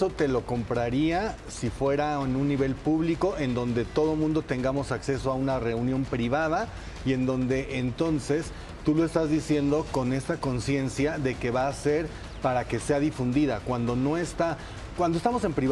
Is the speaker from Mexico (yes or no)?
yes; Mexico; Yo soy de Popotla